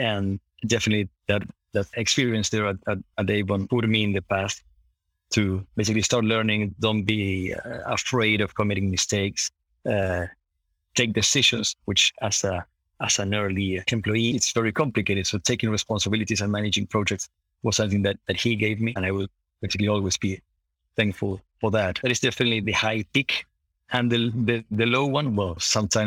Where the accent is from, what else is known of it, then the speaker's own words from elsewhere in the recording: Buenos Aires, Argentina; moved away as an adult; also born or lived in London, United Kingdom; now in Netherlands; growing up in Buenos Aires was extremely nice